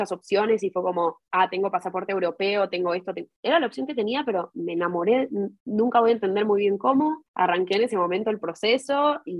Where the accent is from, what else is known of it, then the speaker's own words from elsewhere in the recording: Chile; born there; todos asumen que hablo también hebreo porque mis papás son israelíes, pero en realidad nací en Chile y a veces yo me olvido que nací en Chile.